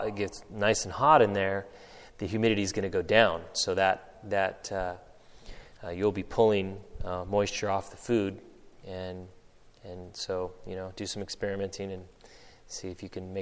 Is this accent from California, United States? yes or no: yes; Northern California, United States; growing up in Northern California